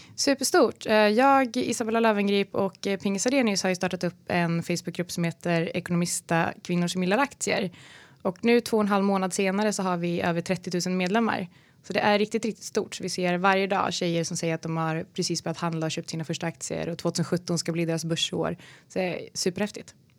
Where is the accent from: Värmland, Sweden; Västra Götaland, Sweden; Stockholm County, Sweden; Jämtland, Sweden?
Västra Götaland, Sweden; Falköping; moved away; also born or lived in Malmö; jag kommer från Falköping utanför Skövde